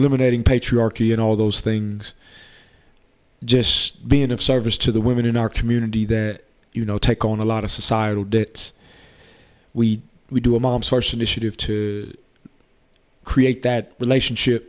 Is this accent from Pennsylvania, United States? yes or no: no; New Orleans, Louisiana, United States; also born or lived in Austin, Texas; now in Houston, United States; I'm originally from New Orleans, but I've been in Austin since 1998.